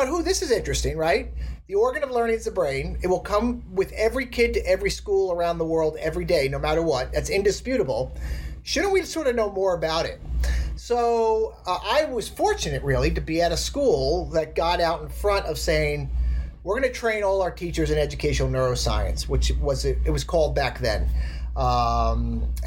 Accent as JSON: {"language": "English", "region": "outside New York City", "country": "United States", "tie": "born or raised there", "said": "I grew up outside New York City"}